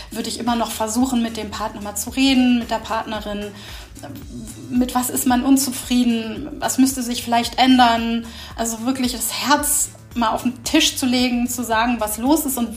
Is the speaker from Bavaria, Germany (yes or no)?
no; Hamburg, Germany; ich bin 53 Jahre alt und ich komme aus Hamburg.